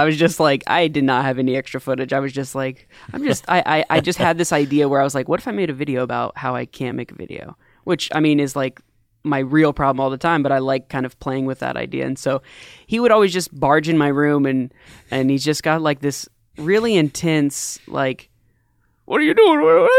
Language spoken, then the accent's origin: English; Daytona, Florida, United States; born there; I was born in Daytona, Florida.